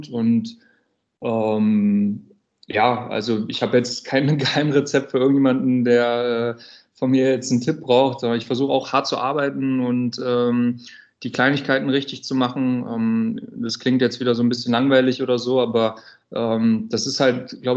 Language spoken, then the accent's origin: German; North Rhine-Westphalia, Germany; ich komme halt aus NRW. Ich war sehr glücklich darüber, dass wir oft in NRW gespielt haben dieses Jahr.